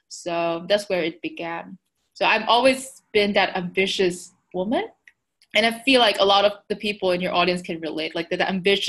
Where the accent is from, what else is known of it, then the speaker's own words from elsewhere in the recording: Taiwan; So I'm from Taiwan, a small little country in Asia.